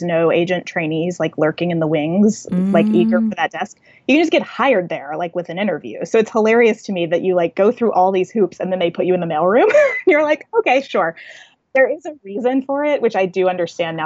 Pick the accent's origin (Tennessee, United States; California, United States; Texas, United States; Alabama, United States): Tennessee, United States; Nashville; moved back to my hometown. My husband's an actor and he already had some acting work lined up in Nashville